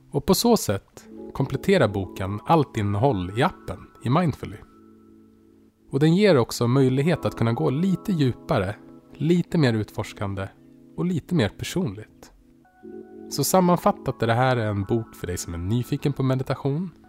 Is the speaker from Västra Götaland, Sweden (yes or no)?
no; Västerås, Västmanland, Sweden; Det fanns mycket igenkänning från min uppväxt i Västerås och jag kände mig hemma direkt.